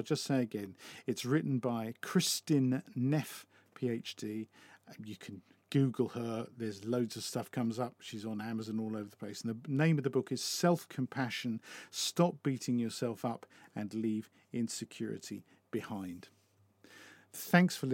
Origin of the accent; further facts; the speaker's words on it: United Kingdom; as a British person